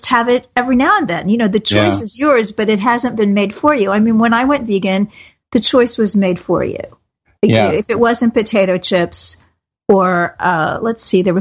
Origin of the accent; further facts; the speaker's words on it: Kansas City, Missouri, United States; I'm from Kansas City, Missouri, known for steak and barbecue